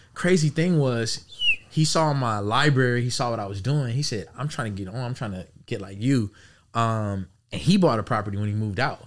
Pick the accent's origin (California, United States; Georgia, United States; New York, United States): California, United States; Los Angeles; born and raised in Los Angeles